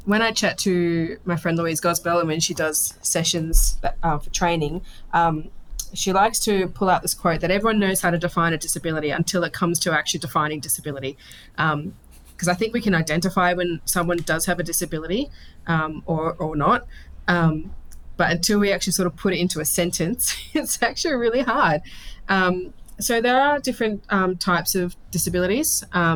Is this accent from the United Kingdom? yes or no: no; Sydney, New South Wales, Australia; also born or lived in Georges River / Penrith / Northern Beaches; I was born in Georges River kind of region, moved out sort of Penrith way, lived in Northern Beaches.